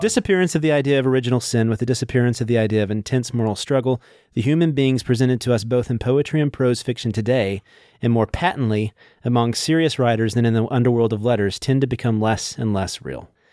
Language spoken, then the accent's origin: English; Burleson, Texas, United States; I'm from Burleson, little s, town just south of Fort